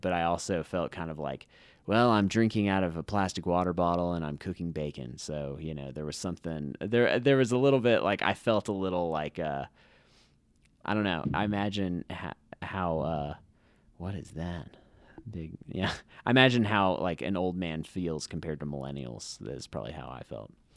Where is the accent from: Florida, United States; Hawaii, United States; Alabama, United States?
Hawaii, United States; moved away; growing up in Hawaii, we'd go to Pearl Harbor